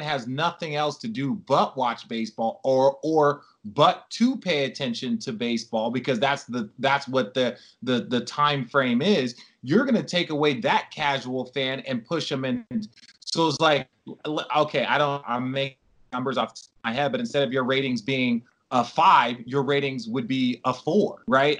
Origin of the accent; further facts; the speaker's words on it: Arizona, United States; also born or lived in New York; now in Los Angeles, United States; I grew up in Arizona